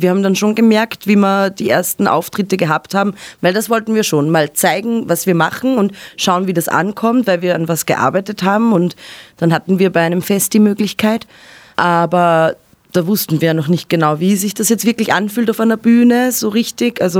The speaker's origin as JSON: {"language": "German", "town": "Ebensee", "region": "Upper Austria", "country": "Austria", "tie": "born or raised there", "moved": "yes", "lives_now": "Vienna, Austria", "said": "aufgewachsen in Oberösterreich in einem kleinen Ort."}